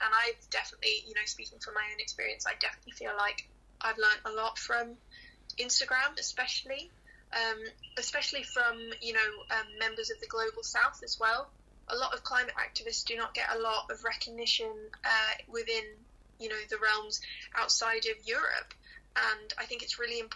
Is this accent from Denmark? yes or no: no; Hong Kong; I grew up in Hong Kong